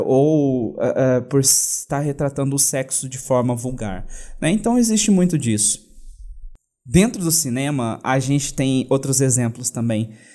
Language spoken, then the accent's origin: Portuguese; Brazil; falando enquanto brasileiro